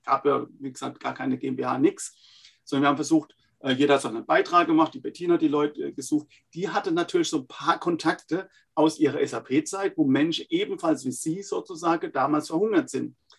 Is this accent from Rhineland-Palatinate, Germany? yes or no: yes; Laumersheim, Rhineland-Palatinate, Germany; accent: Palatine; wie man hört, echter Pfälzer. Also ist kein Pfälzer Name, aber ich bin Pfälzer aus einem schönen kleinen Weinart in äh, der Pfalz, Laumersheim